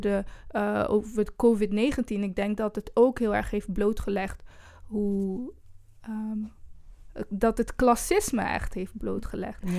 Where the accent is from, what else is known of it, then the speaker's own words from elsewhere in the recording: Brussels, Brussels-Capital Region, Belgium; moved away; also born or lived in Rwanda; omdat ik zeg maar een groot deel van mijn jeugd ook heb doorgebracht in Brussel.